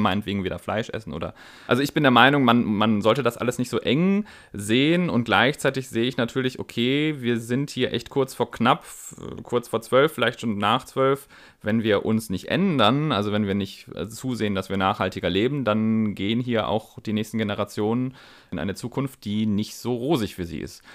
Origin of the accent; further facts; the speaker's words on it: Northern Germany, Germany; also born or lived in Bavarian Swabia; now in Baden-Württemberg, Germany; ich als Norddeutscher